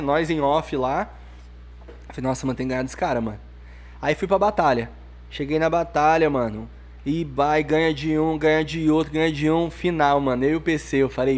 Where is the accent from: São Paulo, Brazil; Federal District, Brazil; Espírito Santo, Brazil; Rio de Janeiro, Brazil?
São Paulo, Brazil; Nascido e criado aqui